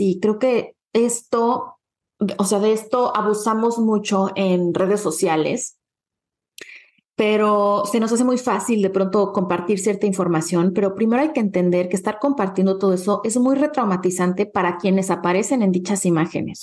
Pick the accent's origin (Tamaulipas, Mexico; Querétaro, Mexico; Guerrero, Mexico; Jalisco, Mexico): Guerrero, Mexico; Acapulco; moved away; Acapulco es como un segundo hogar para mí, es un lugar en el que crecí